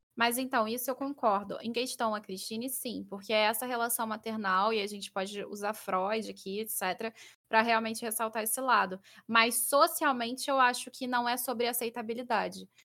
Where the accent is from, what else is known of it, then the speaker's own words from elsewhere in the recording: Rio de Janeiro, Brazil; eu sou carioca